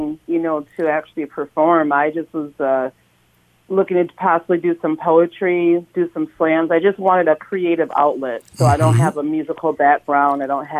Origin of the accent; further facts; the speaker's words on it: Minneapolis, Minnesota, United States; I grew up in North Minneapolis, okay. Born and raised